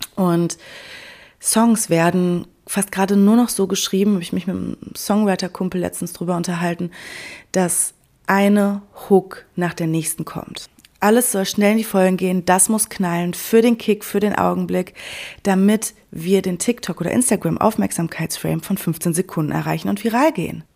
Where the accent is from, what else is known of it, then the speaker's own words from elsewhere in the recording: Sauerland, North Rhine-Westphalia, Germany; also born or lived in Cologne; now in Berlin, Germany; das Sauerland, meine Heimat